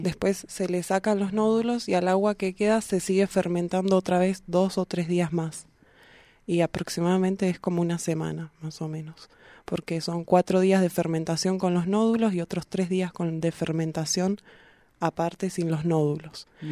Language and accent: Spanish; Bahía Blanca, Buenos Aires Province, Argentina; now in Neuquén, Argentina; yo soy de Bahía Blanca